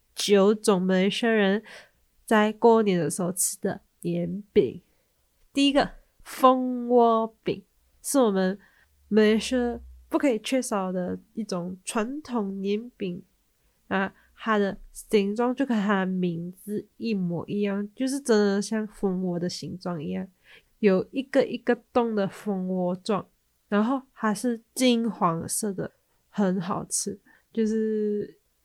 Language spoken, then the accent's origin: Chinese; Malaysia; 那我们马来西亚人的习惯是在除夕的时候要吃团圆饭